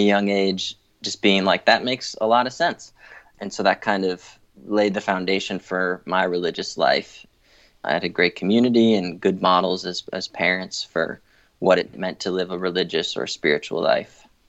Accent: Newton, Massachusetts, United States; I grew up in Newton, Massachusetts, just outside Boston

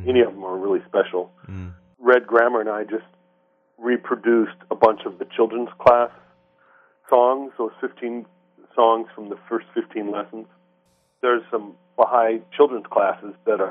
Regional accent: Shoreline, Washington, United States; I grew up in the Seattle area, in what is now called Shoreline.

